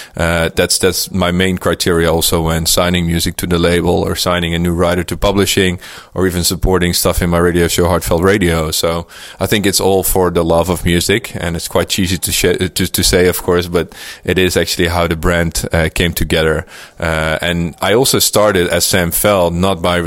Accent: Netherlands; this is my hometown

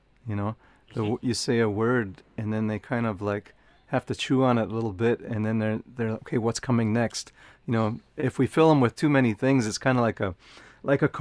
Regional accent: Menominee Reservation, Wisconsin, United States; I grew up on the Menominee Reservation, and that's where I'm right now looking out my window

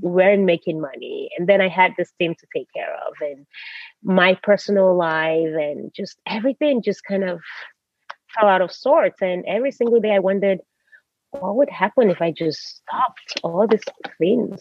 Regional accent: United States; moved away as an adult; also born or lived in Nigeria; now in Norway; I grew up in America, even though I've lived in Europe for a while, I'm still Nigerian

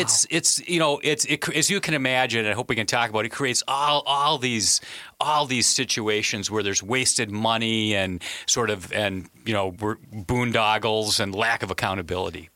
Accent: Wisconsin, United States; I'm from, I'm from Wisconsin

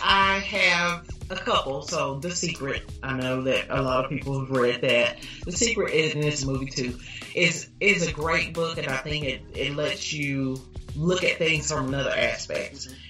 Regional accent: Dallas, Texas, United States; I grew up in Pleasant Grove, so I've lived in Dallas all my life

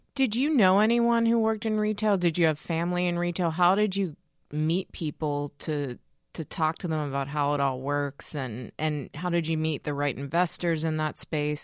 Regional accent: Pittsburgh, Pennsylvania, United States; I'm from Pittsburgh

